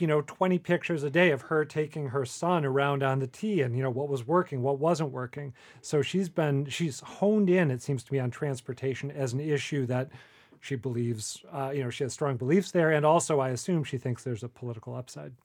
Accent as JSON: {"language": "English", "region": "Minnesota", "country": "United States", "tie": "born or raised there", "moved": "yes", "lives_now": "Boston, United States", "said": "the state of Minnesota, my home state."}